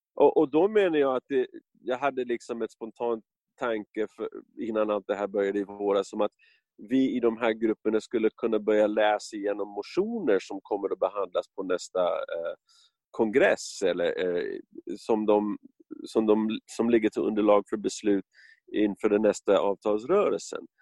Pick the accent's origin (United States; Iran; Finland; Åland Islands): United States; Swedish is a second language; moved away as an adult; now in Stockholm, Sweden; när jag växte upp i USA på 60 70-talet